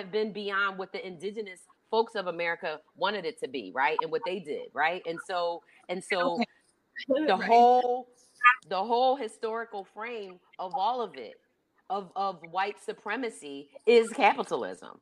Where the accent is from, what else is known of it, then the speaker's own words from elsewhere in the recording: Philadelphia, Pennsylvania, United States; I grew up in Philadelphia, Pennsylvania, right? And I grew up in the 70s.